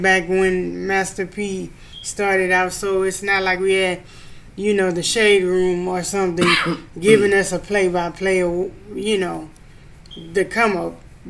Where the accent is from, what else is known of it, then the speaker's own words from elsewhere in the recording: Louisiana, United States; moved away; I'm originally from Louisiana